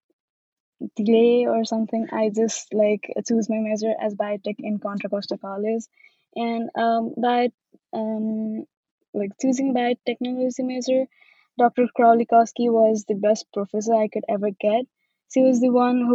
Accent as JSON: {"language": "English", "country": "Nepal", "moved": "as an adult", "lives_now": "California, United States", "said": "I'm an international student from Nepal. I recently moved to U.S."}